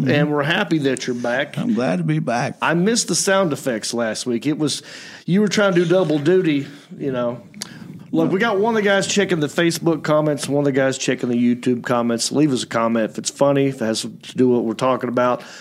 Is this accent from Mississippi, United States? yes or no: no; Hickory, North Carolina, United States; moved away as an adult; also born or lived in Southern California; I am from Hickory. I'm happy about it.